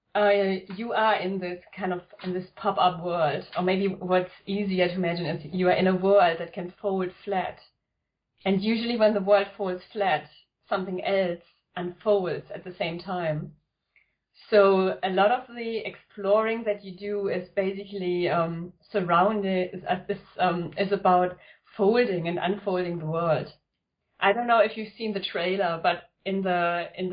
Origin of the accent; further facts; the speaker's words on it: Germany; accent: German; English is a second language; moved away as an adult; also born or lived in Tokyo, Japan; now in United Kingdom; As you can probably tell from the accent, I was born in Germany.